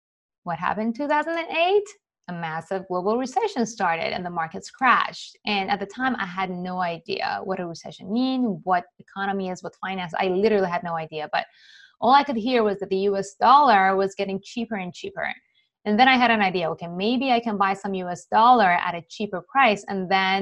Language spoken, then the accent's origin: English; Iran; moved away; I was born and raised in Iran to a Jewish family during the Iran-Iraq War